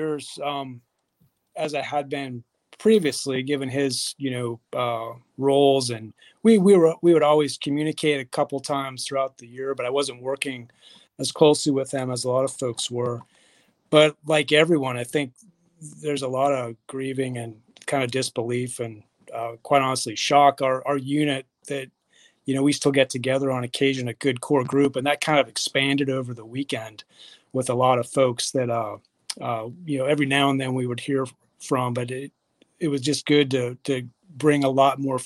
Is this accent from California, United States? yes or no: no; Montana, United States; moved away as an adult; I'm from Montana